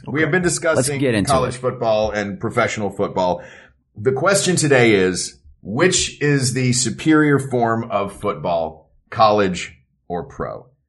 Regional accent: Knoxville, Tennessee, United States; Zhubin and I both growing up in Knoxville, and you know, Knoxville is very much a college football town.

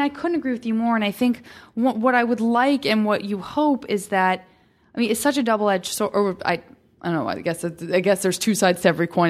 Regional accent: Tucson, Arizona, United States

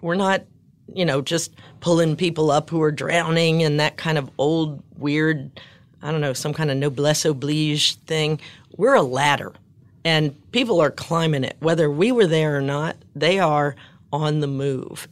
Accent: New Orleans, Louisiana, United States; growing up in New Orleans

